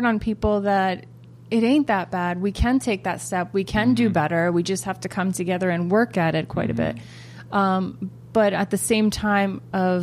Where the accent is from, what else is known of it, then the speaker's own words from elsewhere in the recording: United States; an American-born Afghan-American